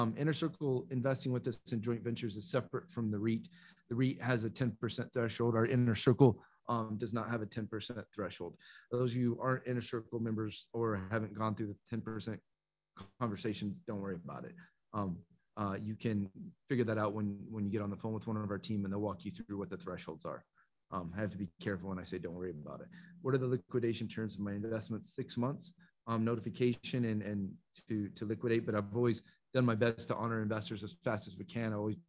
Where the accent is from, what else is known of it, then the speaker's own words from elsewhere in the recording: Canada; I'm a Canadian investor and they should be aware of taxes.